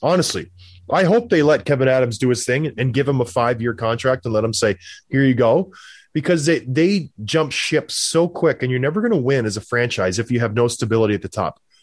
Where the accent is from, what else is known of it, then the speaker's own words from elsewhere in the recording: Edmonton, Alberta, Canada; I'm from Edmonton